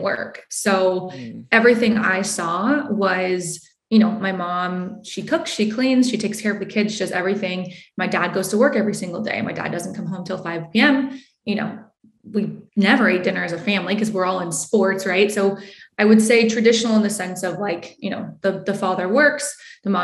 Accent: Bakersfield, California, United States; moved away as an adult; also born or lived in South Carolina; I grew up in Bakersfield, California

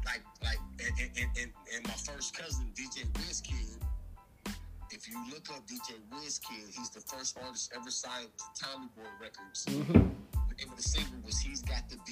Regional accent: Inglewood, California, United States; also born or lived in Bronx, New York; I'm from the West Coast. I was born at Daniel Freeman Hospital in Inglewood, California, across the street from the Forum

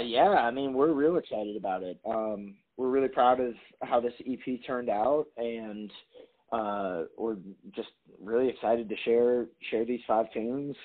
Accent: Appleton, Wisconsin, United States; moved away as an adult; now in Nashville, United States; I'm born and raised in Appleton, Wisconsin

